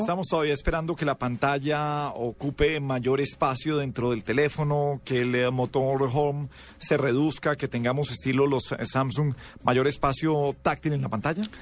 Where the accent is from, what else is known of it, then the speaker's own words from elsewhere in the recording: Colombia; en Colombia estamos acostumbrados a juzgar el teléfono